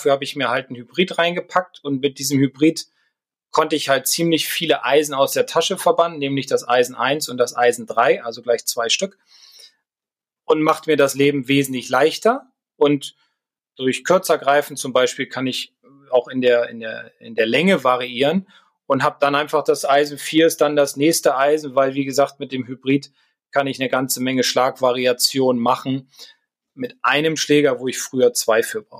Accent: Garlstedt, Lower Saxony, Germany; ich bin in Gahlstedt im Club zur Fahr groß geworden, das ist ein reiner Waldplatz

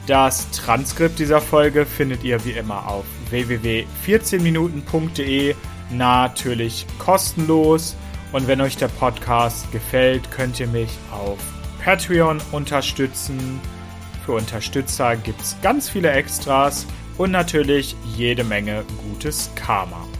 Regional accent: small town near Hanover, Lower Saxony, Germany; Ich komme aus einer Kleinstadt in der Nähe von Hannover in Norddeutschland

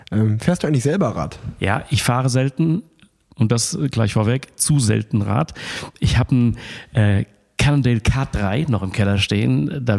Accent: Frankfurt, Hesse, Germany; Das stimmt. Ich bin gebürtiger Frankfurter, habe deshalb auch so eine besondere Leidenschaft für das Radrennen am 1. Mai

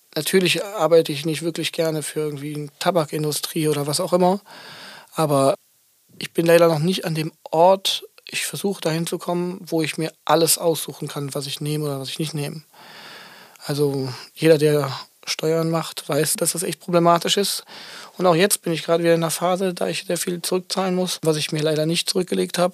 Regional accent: Aachen, North Rhine-Westphalia, Germany; moved away; als ich noch in Aachen gewohnt habe, da wo ich herkomme

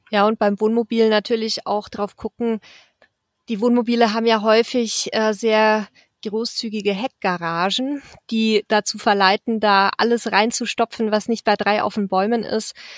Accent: near Mertingen, Bavaria, Germany; aus dem bayerischen Mertingen, ganz nah meiner Heimat

